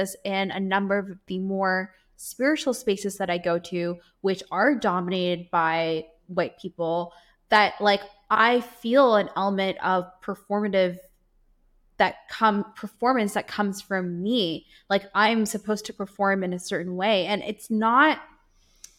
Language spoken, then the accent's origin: English; Guyana; I was born in Guyana.